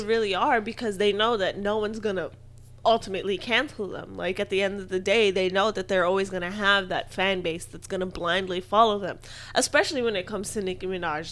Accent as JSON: {"language": "English", "region": "Hawaii", "country": "United States", "said": "I'm Hawaiian"}